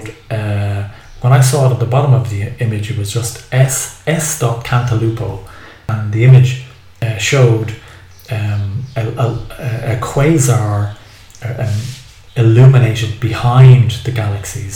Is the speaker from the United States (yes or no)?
no; Ireland; now in Cilento, Italy; I'm an Irish guy in southern Italy.